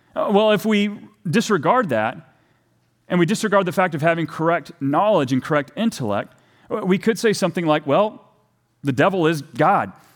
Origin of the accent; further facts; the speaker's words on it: Texas, United States; moved away; I'm from Texas originally